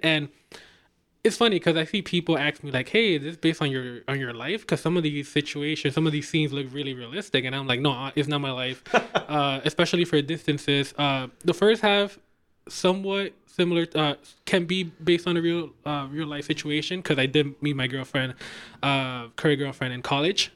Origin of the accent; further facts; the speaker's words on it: New York City, New York, United States; I'm from uptown